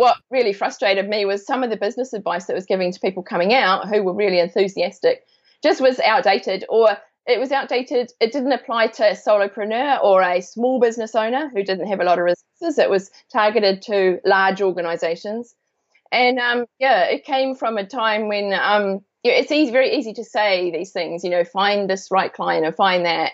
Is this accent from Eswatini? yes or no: no; New Zealand; moved away as an adult; also born or lived in London, United Kingdom; I am from New Zealand. I grew up here, but I lived in U- in um, London in the UK for 17 years